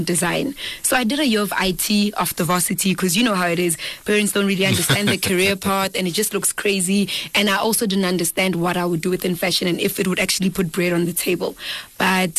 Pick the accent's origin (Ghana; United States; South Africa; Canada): South Africa; Dennilton, Mpumalanga; now in Pretoria, South Africa; I am from Denilton, Mpumalanga. I'm from a village called Ndwani, and to be more specific, Lesehleng.